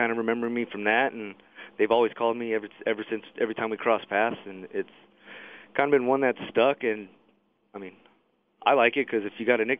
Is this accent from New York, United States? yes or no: no; Fontana, California, United States; also born or lived in San Gabriel, California; No, I was born in San Gabriel. Okay. We moved to Fontana when I was 3.